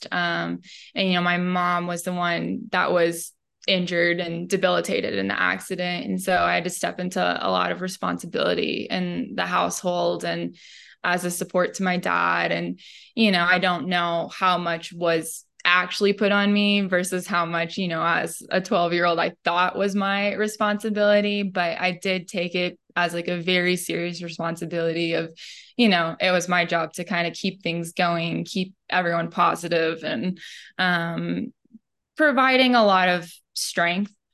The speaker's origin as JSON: {"language": "English", "region": "Midwest", "country": "United States", "tie": "born or raised there", "said": "I really appreciate the the family values that I grew up with in the Midwest"}